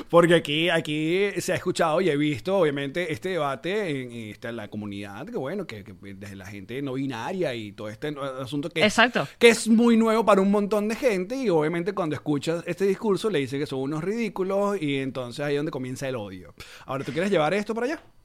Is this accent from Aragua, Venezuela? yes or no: yes; Maracay, Aragua, Venezuela; moved away; yo soy de Maracay